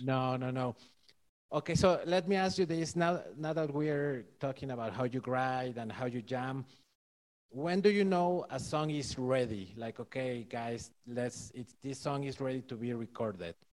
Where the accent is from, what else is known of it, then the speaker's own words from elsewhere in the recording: Mexico City, Mexico; I'm from Mexico City